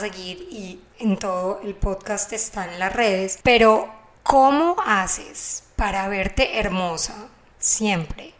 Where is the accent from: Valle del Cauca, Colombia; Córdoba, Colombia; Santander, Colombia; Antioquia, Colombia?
Antioquia, Colombia; Medellín; accent: Paisa; Carolina obviamente es colombiana, como yo, somos de Medellín